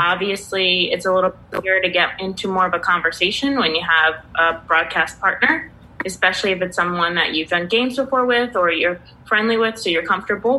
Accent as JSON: {"language": "English", "region": "Pennsylvania", "country": "United States", "tie": "born or raised there", "said": "grew up in Pennsylvania, and my parents would take trips down to the Jersey Shore"}